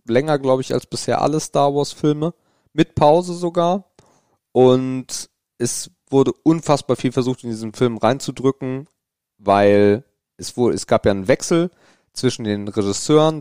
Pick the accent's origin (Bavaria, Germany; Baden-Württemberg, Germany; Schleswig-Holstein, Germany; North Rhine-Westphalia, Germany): Schleswig-Holstein, Germany; Grevenkop; also ich komme ja nicht direkt aus Krempe, das ist auch schon wieder lustig, wenn man nicht aus Krempe kommt, weil danach kommt eigentlich nichts, sondern aus Grevenkop